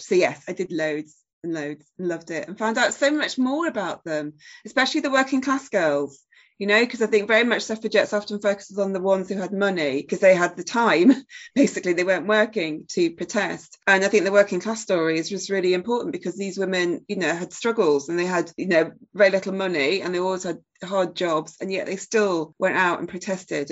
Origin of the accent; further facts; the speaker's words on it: Sheffield, Yorkshire and the Humber, United Kingdom; my hometown of Sheffield, which is pretty important to me. And there's various elements about growing up in Sheffield